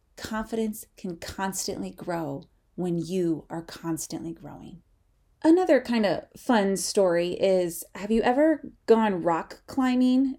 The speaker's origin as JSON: {"language": "English", "region": "Midwest", "country": "United States", "tie": "born or raised there", "said": "growing up in the Midwest"}